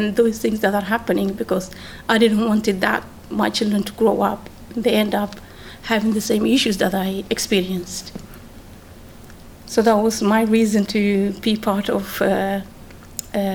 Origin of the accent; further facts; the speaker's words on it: Netherlands; moved away as an adult; also born or lived in Mogadishu, Somalia / Amsterdam, Netherlands; now in Milton Keynes, United Kingdom; I was born actually in Mogadishu and grew up in Holland